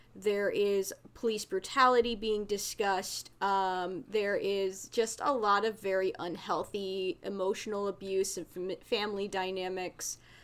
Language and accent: English; New Jersey, United States; somebody who grew up in the area because I come from North Jersey